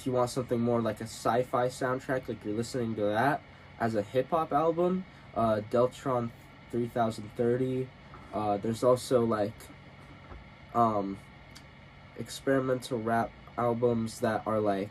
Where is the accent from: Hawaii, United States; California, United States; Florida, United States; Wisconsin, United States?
Hawaii, United States; we're Hawaiian.